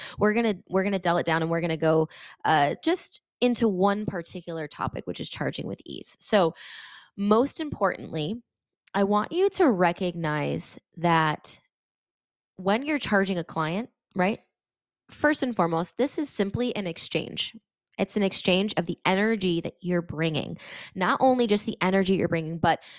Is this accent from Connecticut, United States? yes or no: yes; Connecticut, United States; I'm from Connecticut and I was in California yesterday and I was teaching.